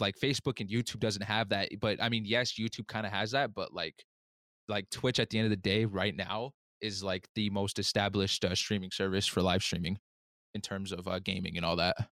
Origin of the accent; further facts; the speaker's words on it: United States; I'm Native American